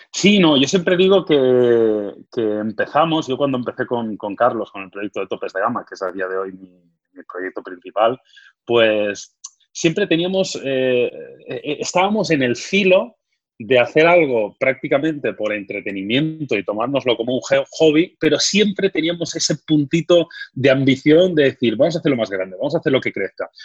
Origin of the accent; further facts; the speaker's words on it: Badalona, Catalonia, Spain; yo nací en Badalona, soy de, Badalona